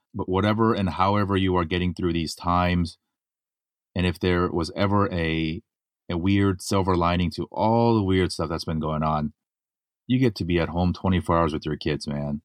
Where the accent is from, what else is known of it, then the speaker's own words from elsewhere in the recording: Los Angeles, California, United States; my hometown, right here in Los Angeles